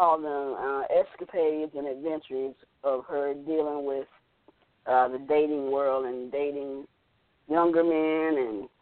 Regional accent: Orlando, Florida, United States; also born or lived in Tallahassee; I am from Orlando

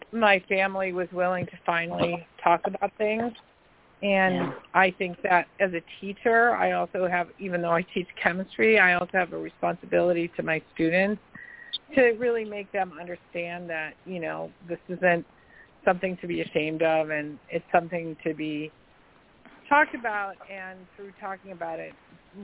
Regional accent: Chicago, Illinois, United States; also born or lived in Downers Grove, Illinois; now in Massachusetts, United States; I grew up partly in Chicago.

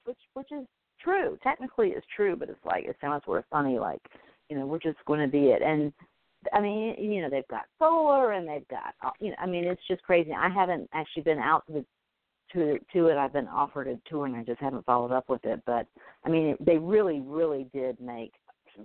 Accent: the South, United States; I'm a Southerner

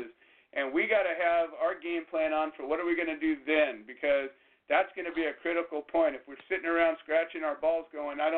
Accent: Orange County, California, United States; I grew up in Orange County, and I live, you know, 45 minutes away from there

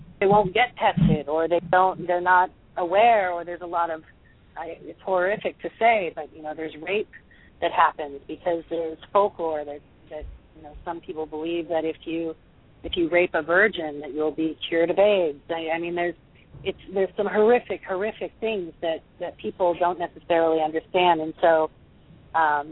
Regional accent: California, United States; I was born and raised in California

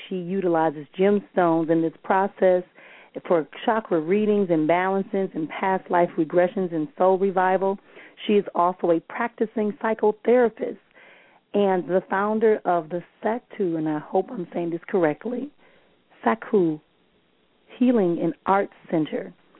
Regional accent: Milwaukee, Wisconsin, United States; you're going to be in town here in Milwaukee, my hometown, y'all.

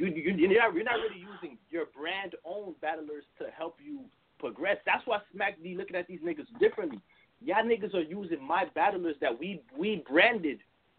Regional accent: New York, United States; I'm from New York.

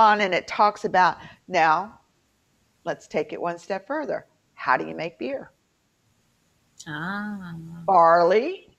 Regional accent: Baltimore, Maryland, United States; accent: Baltimore; I'm told I sound like I'm really from Baltimore because I had to go back to my Baltimore twang so that I could be understood at work.

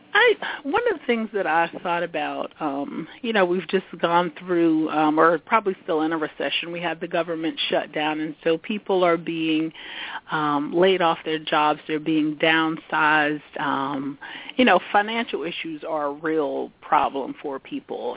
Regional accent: South Carolina, United States; moved away as an adult; also born or lived in Washington, D.C.; now in Washington metropolitan area, United States; I was born and raised in South Carolina. Moved to the yeah. big city of Washington D.C. Um, in the mid 90s, 90s to go to graduate school

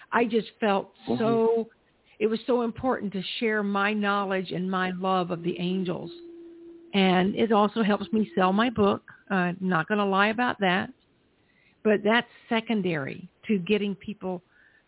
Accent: South Carolina, United States; when I was growing up in South Carolina

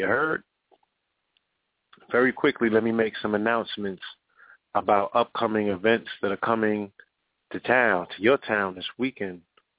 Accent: Chicago, Illinois, United States; born there; And I was born in Chicago.

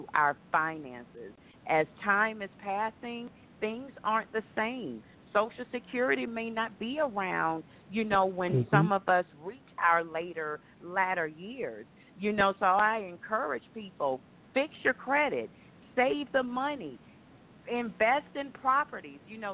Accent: Jacksonville, Florida, United States; I am originally from Jacksonville, Florida

